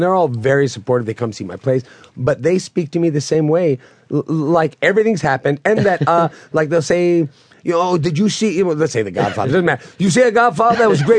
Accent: New York City, New York, United States; I'm from where we shot this movie. You know, I lived all around Queens

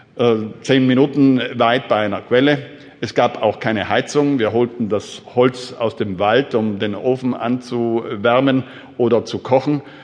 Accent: South Tyrol, Trentino-Alto Adige, Italy; Ich bin groß geworden in Südtirol.

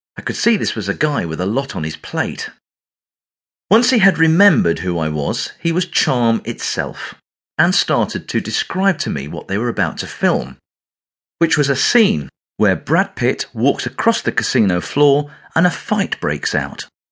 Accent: England, United Kingdom; accent: English

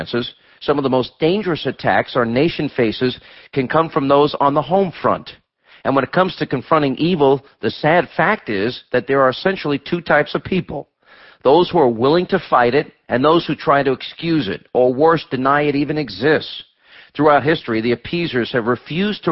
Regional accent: United States; as an American

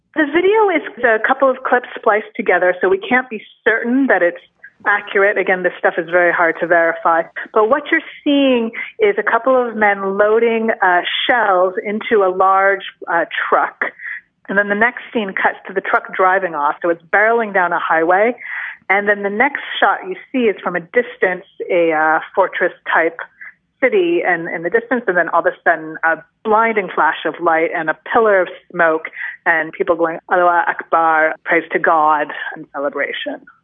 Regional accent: California, United States; moved away; an American straight from my hometown in California

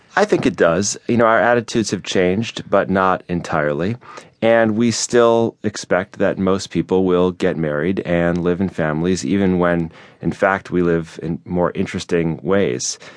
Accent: Chicago, Illinois, United States; Chicago, which is my hometown

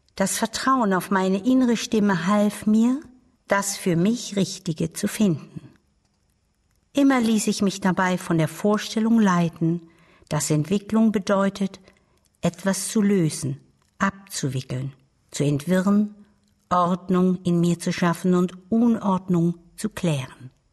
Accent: Baden-Württemberg, Germany; Ich lebte mit meiner Großmutter auf einem kleinen Bauernhof im Badischen.

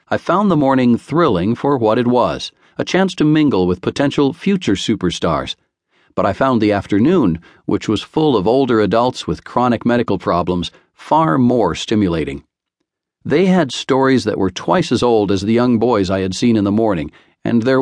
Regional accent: New York, United States; How could I refuse? I grew up in New York, and the Yankees had won the World Series just a few months earlier.

